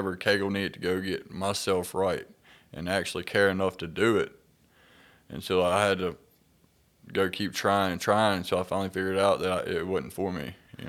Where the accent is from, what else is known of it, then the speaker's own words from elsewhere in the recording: Clarksdale, Mississippi, United States; So, yeah, I'm from Clarksdale, Mississippi. I grew up with a great childhood.